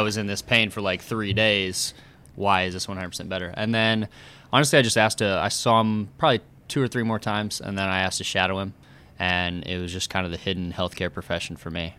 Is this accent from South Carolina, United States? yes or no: no; Oakland City, Indiana, United States; moved away as an adult; also born or lived in Bloomington, Indiana; now in Indianapolis, United States; I'm from Oakland City